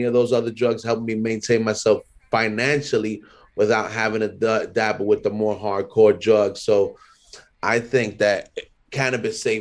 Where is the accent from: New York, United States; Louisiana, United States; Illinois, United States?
New York, United States; New York City; Born and raised, a first generation Dominican, born and raised in Harlem, Hamilton Heights, Sugar Hill.